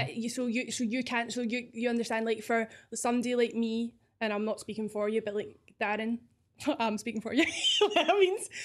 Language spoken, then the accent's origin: English; Scotland, United Kingdom